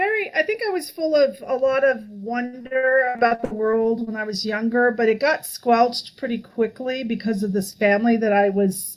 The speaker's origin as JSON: {"language": "English", "region": "Colorado", "country": "United States", "tie": "born or raised there", "also_born_or_lived": "Nevada / California / Hawaii", "said": "I was born in Nevada, then we moved to California, then we moved to Colorado. Then we moved to Hawaii. That was our overseas tour. We could have gone to Belgium, but no, we went to Hawaii. And then I moved back to Colorado."}